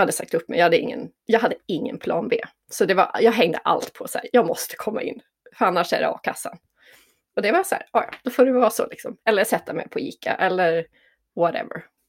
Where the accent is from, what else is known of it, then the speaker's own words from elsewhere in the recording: Jämtland, Sweden; also born or lived in Stockholm; now in Tändalen, Sweden; Jag är född och uppvuxen i Jämtland